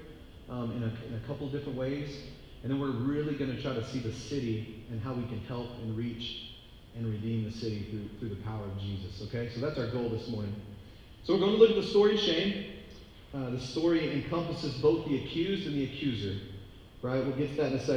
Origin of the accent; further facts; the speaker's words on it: Texas, United States; moved away; I'm from Texas